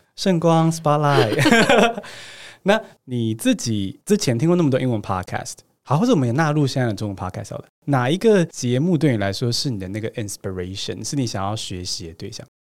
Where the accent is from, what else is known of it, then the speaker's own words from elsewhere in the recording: Taiwan; 我是台湾长大嘛